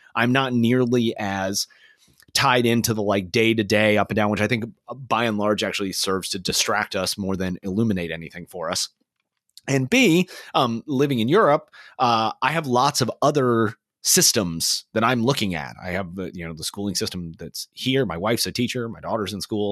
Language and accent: English; Kansas City, United States; Kansas City, my hometown.